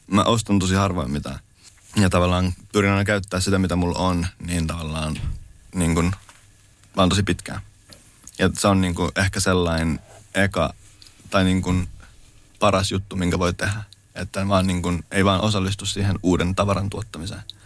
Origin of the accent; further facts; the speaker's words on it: Lahti, Päijänne Tavastia, Finland; mä oon alun perin Lahdesta kotoisin ja tavallaan mä oon käynyt lukio Kannaksen, Kannaksen lukion